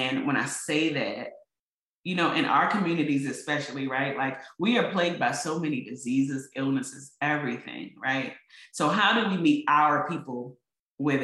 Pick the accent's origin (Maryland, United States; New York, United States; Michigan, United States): Maryland, United States; Baltimore; I'm a girl from East Baltimore